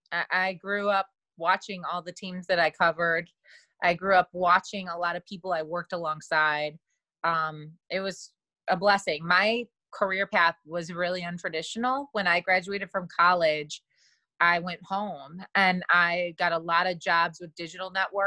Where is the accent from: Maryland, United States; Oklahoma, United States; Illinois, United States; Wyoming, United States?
Illinois, United States; Chicago; born or raised there; moved away as an adult